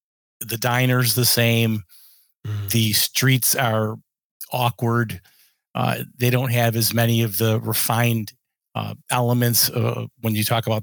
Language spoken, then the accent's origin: English; Rochester, New York, United States; I am from Rochester, New York, and I'm a cornering coach.